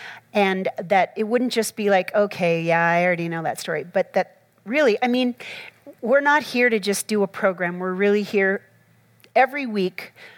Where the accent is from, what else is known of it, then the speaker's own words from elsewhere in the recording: Minnesota, United States; When I grew up in Minnesota, and so we are known basically for being the cold state, right?